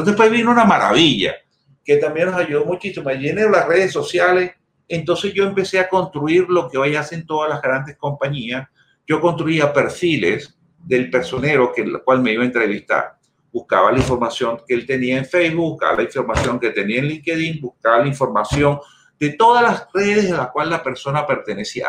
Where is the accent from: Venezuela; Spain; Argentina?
Venezuela; yo soy español. Yo nací en Venezuela por circunstancias, pero los genes míos completicos son españoles